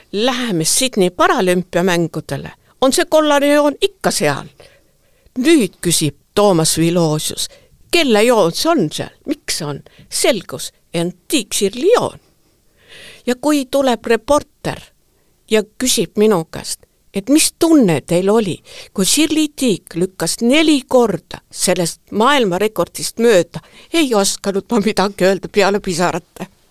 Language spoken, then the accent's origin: Estonian; Tartu, Tartu County, Estonia; moved away as an adult; also born or lived in Saaremaa; mina olen sündinud ja kasvanud Tartust